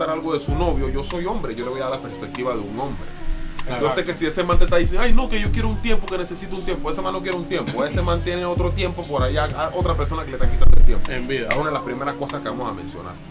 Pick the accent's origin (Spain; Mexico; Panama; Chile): Panama